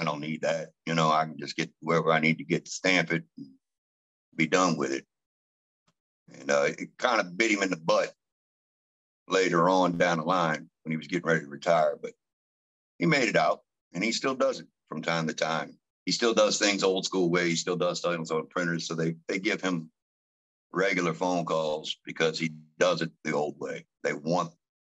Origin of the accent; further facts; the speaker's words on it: Gretna, Louisiana, United States; also born or lived in Marrero, Louisiana; I grew up in Old Gretna